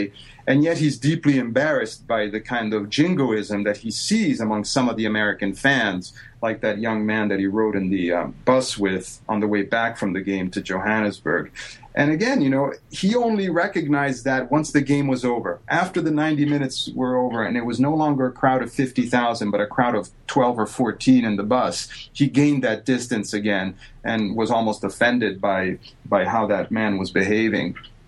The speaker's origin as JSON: {"language": "English", "country": "Italy", "tie": "born or raised there", "said": "something that I never would have dreamed of doing growing up in Italy."}